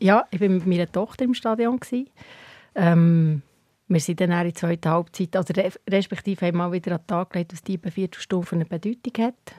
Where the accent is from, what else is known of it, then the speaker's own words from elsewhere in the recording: Hinterkappelen, Bern, Switzerland; ich bin in Hingerkappel aufgewachsen